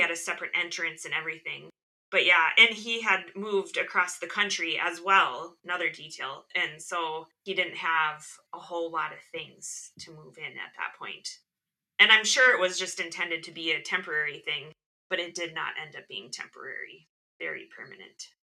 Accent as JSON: {"language": "English", "region": "Midwest", "country": "United States", "tie": "born or raised there", "said": "I, am an only child and I grew up in the Midwest"}